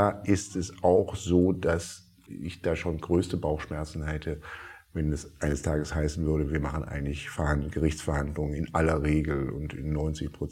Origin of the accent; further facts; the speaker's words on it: Berlin, Germany; als Berliner oder allen Berlinerinnen und Berlinern wünsche ich vor allen Dingen